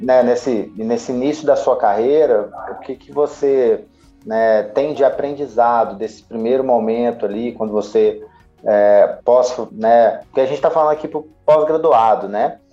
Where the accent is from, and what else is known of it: Minas Gerais, Brazil